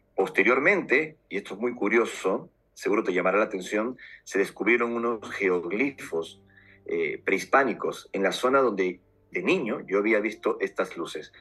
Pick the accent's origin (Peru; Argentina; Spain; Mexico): Peru; Lima; moved away; nací en Perú hace 48 años y fue mi país de origen donde todo empezó